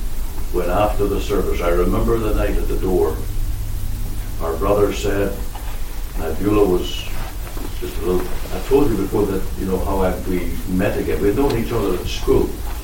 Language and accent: English; Omagh, Northern Ireland, United Kingdom; And I can only bless God for the day that the Lord sent Reggie Cranston to my hometown, where I heard the gospel and on September 1st, 1974, was saved.